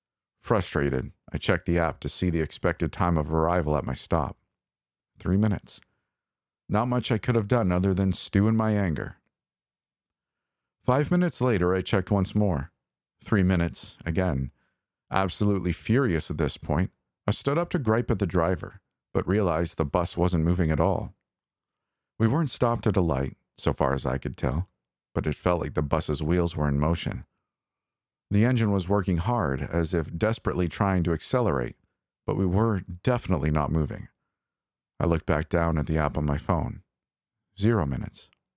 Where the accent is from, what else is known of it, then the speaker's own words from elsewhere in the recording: Toronto, Ontario, Canada; Typically, I'd brush it off as the same crap transit service I grew up with in Toronto.